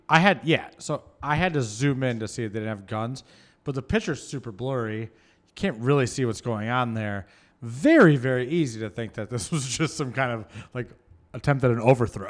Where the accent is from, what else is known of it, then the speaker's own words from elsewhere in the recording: Michigan, United States; moved away; I grew up in Michigan